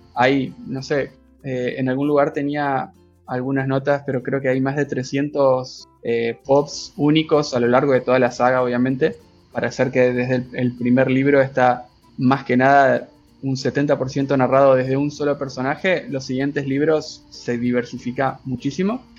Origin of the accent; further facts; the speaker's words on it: Argentina; soy de Argentina